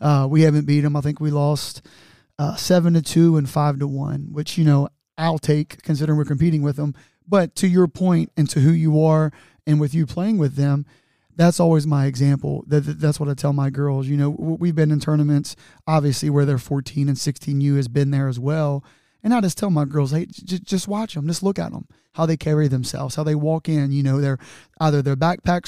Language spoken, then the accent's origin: English; Newport, Kentucky, United States; I'm from Newport